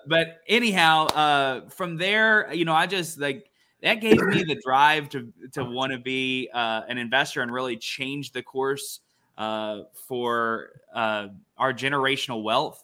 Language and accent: English; Ada, Oklahoma, United States; also born or lived in Norman, Oklahoma; born and raised in Oklahoma, born and raised in Ada, Oklahoma.